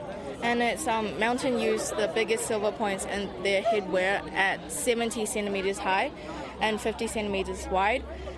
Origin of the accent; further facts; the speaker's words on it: China; now in Tauranga, New Zealand; We're from China, and this is a Miao nationality kind of like traditional clothes